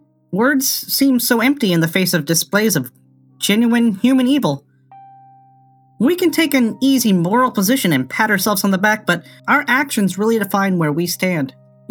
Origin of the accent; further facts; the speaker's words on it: United States; As an American